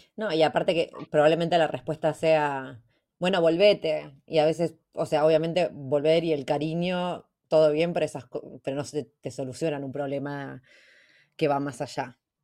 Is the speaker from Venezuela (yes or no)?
no; Junín, Buenos Aires Province, Argentina; acá en Junín, de donde soy yo